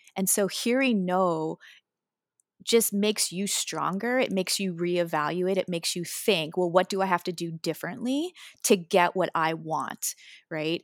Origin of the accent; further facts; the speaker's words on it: Waterloo Region, Ontario, Canada; I was born in the Waterloo region area.